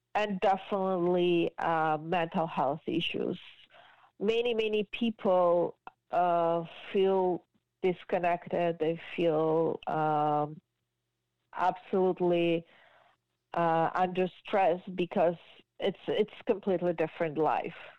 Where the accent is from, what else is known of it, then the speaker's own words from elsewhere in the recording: Georgia; English is a second language; moved away as an adult; also born or lived in Israel; now in Markham, Canada; I moved from Georgia when I was 19 years old